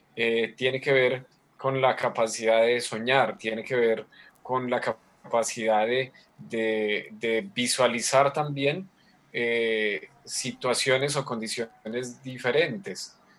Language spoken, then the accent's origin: Spanish; Colombia; soy colombiano